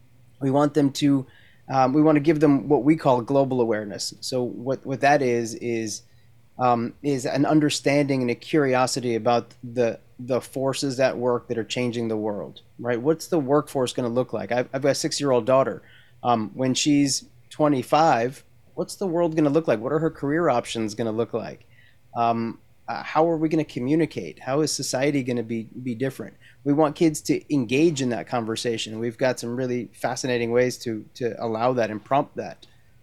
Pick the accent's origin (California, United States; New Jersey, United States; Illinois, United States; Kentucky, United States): New Jersey, United States; moved away as an adult; also born or lived in Maryland / Brooklyn, New York; now in San Diego, United States; I'm from New Jersey originally. Okay. Born and raised in New Jersey, spent summers down at the Jersey Shore and went to college in Maryland, University of Maryland, College Park.